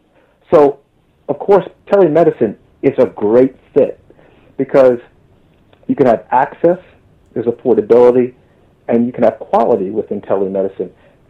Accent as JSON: {"language": "English", "region": "New Jersey", "country": "United States", "tie": "born or raised there", "also_born_or_lived": "New York City, United States / Leuven, Belgium / Maryland, United States", "moved": "as an adult", "lives_now": "London, United Kingdom", "said": "being born in New York City, the Bronx, and growing up in New Jersey in a very excellent school system"}